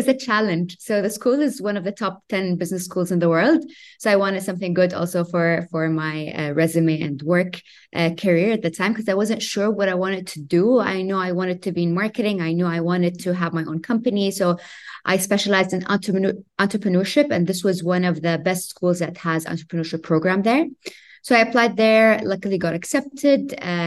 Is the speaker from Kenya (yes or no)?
no; Kuwait; also born or lived in Madrid, Spain; born and raised in Kuwait, lived most of my life there